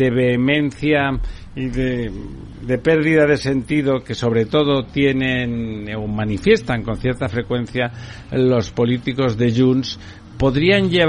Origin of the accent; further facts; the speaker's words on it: Catalonia, Spain; yo soy catalán